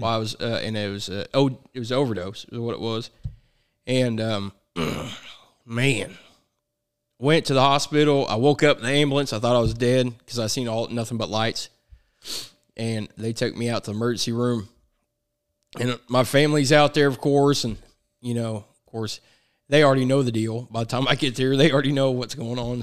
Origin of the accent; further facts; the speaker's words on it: Chillicothe, Missouri, United States; I was born in Chillicothe, Missouri